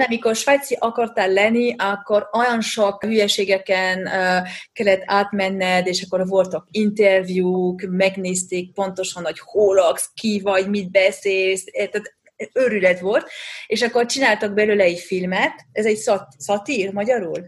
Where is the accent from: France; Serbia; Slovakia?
France; Hungarian is a second language; also born or lived in Budapest, Hungary; now in Switzerland; én francia vagyok, Pesten laktam